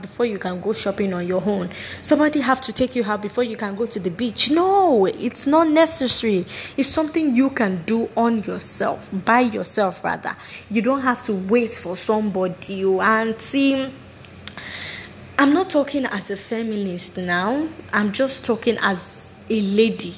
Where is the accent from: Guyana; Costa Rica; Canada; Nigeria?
Nigeria; I'm proudly Nigerian, and I can hold my chest, beat it well, and say I'm a Nigerian.